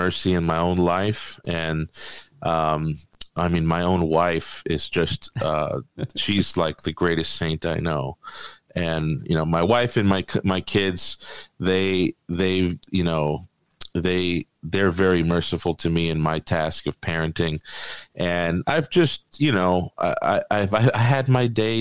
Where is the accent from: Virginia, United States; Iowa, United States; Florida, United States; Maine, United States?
Florida, United States; Miami Beach; I'm from Miami Beach, so I was actually from a pretty rough area